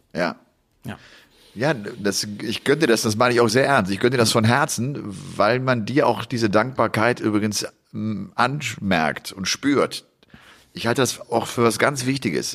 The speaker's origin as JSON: {"language": "German", "region": "Rhineland", "country": "Germany", "tie": "born or raised there", "moved": "yes", "lives_now": "Upper Bavaria, Germany", "said": "ich komme ja aus dem Rheinland gebürtig"}